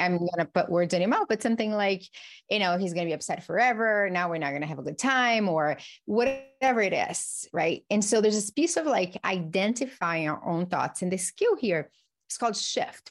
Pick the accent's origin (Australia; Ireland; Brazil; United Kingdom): Brazil; moved away; I grew up in Brazil